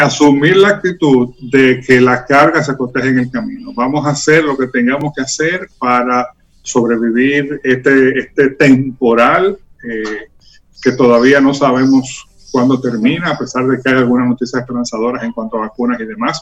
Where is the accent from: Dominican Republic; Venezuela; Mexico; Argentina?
Dominican Republic